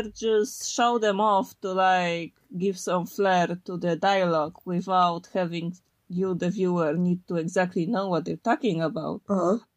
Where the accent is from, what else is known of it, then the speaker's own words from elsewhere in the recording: Poland; first language Polish; English is a second language; Because in Polish, my native tongue, I need to think.